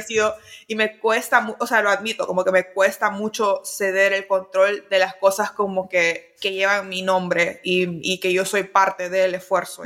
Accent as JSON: {"language": "Spanish", "country": "Honduras", "moved": "yes", "said": "como casi no he vivido en Honduras"}